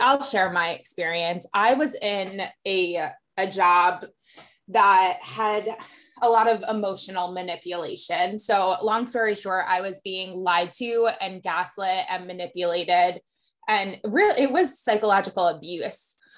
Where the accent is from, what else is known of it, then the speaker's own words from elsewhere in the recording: Westchester, New York, United States; moved away as an adult; also born or lived in Atlanta; I grew up in Westchester